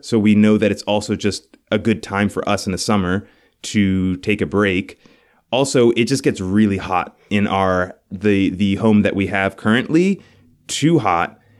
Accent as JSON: {"language": "English", "town": "New York City", "region": "New York", "country": "United States", "moved": "as an adult", "lives_now": "Buffalo, United States", "said": "we're from New York City. Our families are from there"}